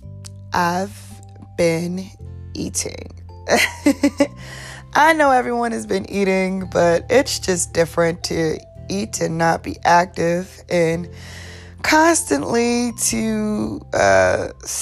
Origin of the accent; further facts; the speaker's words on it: New York City, New York, United States; now in Atlanta, United States; I am from NYC, born and raised, all day, Staten Island